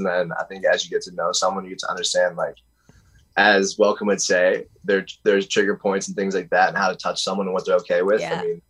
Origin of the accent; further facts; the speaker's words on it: Pittsburgh, Pennsylvania, United States; I'm from Pittsburgh, not West Virginia.